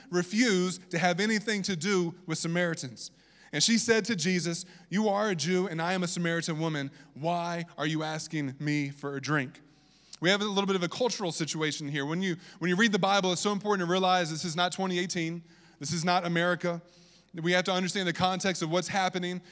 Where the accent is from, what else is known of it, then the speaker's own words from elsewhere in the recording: Virginia, United States; accent: southern; that's my southern accent coming out, I'm from Virginia.